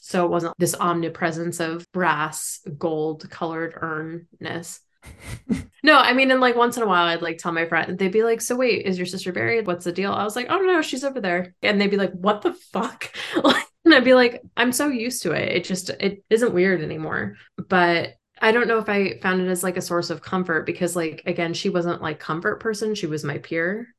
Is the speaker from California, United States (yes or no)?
yes; San Francisco Bay Area, California, United States; we're from the San Francisco Bay Area